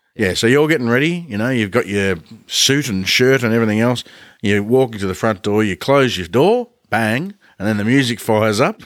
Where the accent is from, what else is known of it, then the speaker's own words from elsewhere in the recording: Ballarat, Victoria, Australia; we grew up in Ballarat